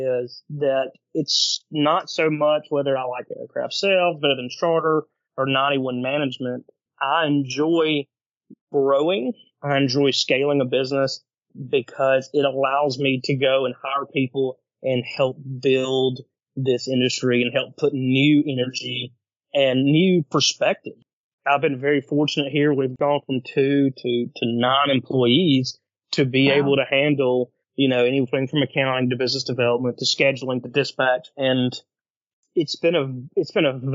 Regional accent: Alabama, United States; I'm from a small town in Alabama

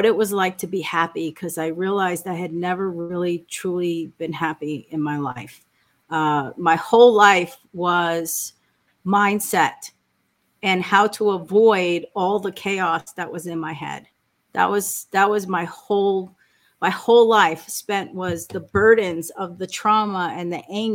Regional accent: New York, United States; I was born in New York. I grew up with Sicilian immigrant parents

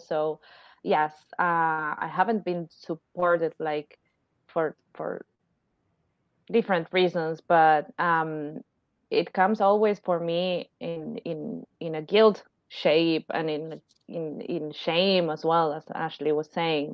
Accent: Argentina; I'm from Argentina

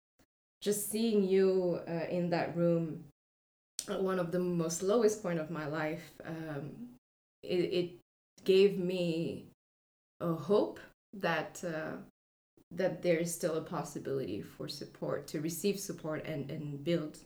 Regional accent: Paris, Île-de-France, France; moved away as an adult; now in San Francisco, United States; I was born and raised in Paris, France

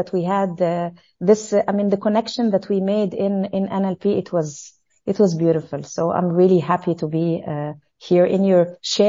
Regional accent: Cairo, Cairo Governorate, Egypt; Well, you know, at schools in Egypt, I mean, part of the history is that they let you feel this patriotism

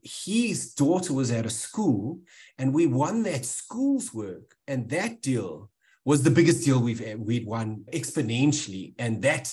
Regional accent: South Africa; growing up in South Africa

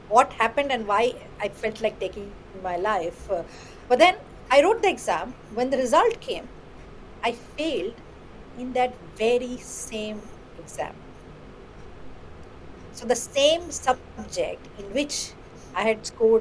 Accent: West Bengal, India; first language Bengali; English is a second language; also born or lived in Kolkata; I used to be in a very small town in West Bengal, learning in my own mother tongue, Bengali

